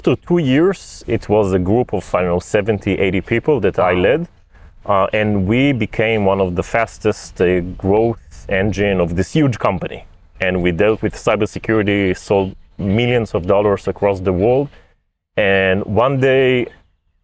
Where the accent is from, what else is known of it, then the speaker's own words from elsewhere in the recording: Rishon LeZion, Central District, Israel; moved away as an adult; also born or lived in San Francisco Bay Area; I was born and raised in Rishon LeZion in Israel, and I just came back from like 7 years in San Francisco in the Bay Area.